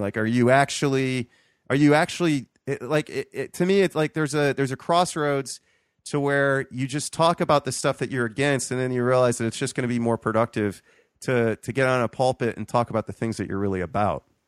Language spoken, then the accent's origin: English; Toledo, Ohio, United States; also born or lived in Columbus, Ohio; growing up in Toledo